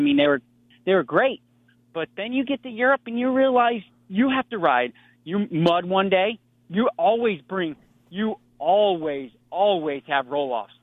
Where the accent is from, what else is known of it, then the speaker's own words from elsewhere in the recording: United States; I'm American